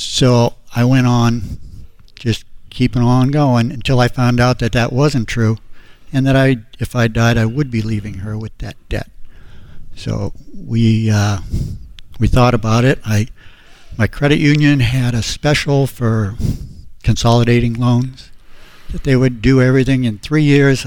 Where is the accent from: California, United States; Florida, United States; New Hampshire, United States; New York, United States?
New Hampshire, United States; We're from New Hampshire